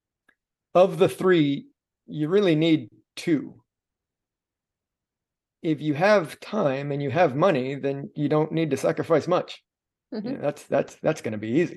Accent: Miami, Florida, United States; I'm from Miami

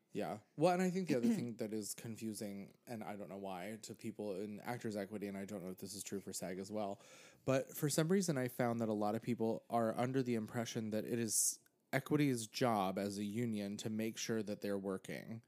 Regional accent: Pennsylvania, United States; now in New York, United States; I grew up in Pennsylvania

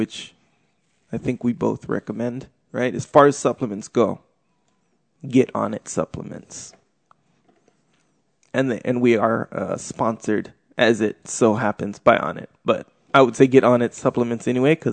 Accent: Kauai, Hawaii, United States; I grew up on Kauai, a small island in Hawaii

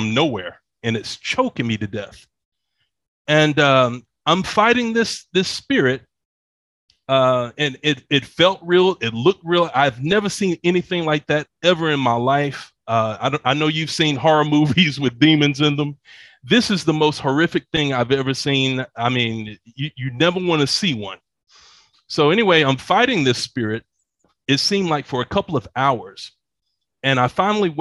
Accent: Atlanta, Georgia, United States; moved away as an adult; also born or lived in Dallas, Texas; now in Bogota, Colombia; I grew up in Atlanta

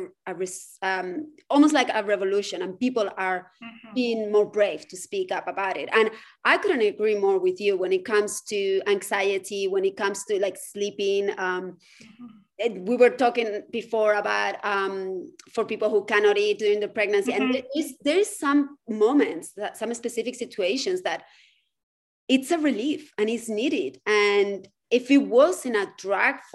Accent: Spain; moved away as an adult; now in United States; I grew up in Spain.

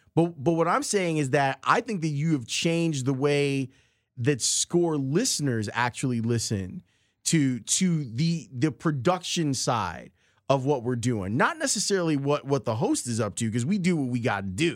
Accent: Chicago, Illinois, United States; Southside kids growing up in Roseland

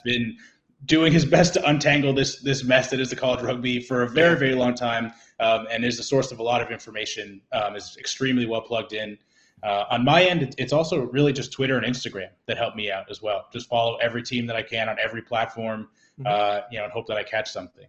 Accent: New Jersey, United States; moved away as an adult; also born or lived in New York / Massachusetts; now in Blue Hill, Maine, United States; I was born in New York, uh, but I'm a Jersey guy at heart

